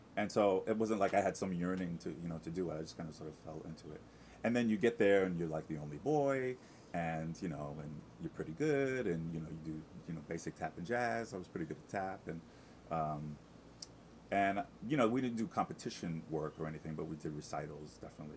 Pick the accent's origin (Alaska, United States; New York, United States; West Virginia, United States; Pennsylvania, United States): New York, United States; Amityville; I'm from Long Island, uh, in a little town called Amityville